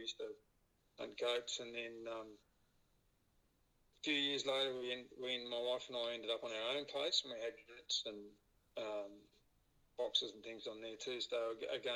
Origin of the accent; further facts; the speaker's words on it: New South Wales, Australia; I grew up in New South Wales